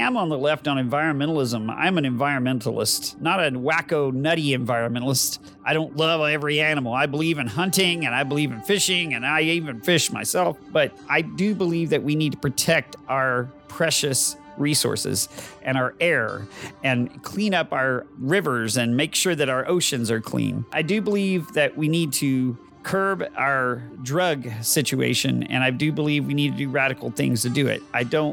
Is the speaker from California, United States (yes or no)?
no; Texas, United States; I am that Texan caught in the middle